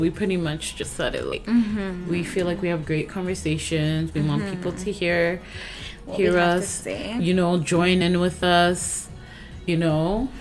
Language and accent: English; Canada; we're both Canadian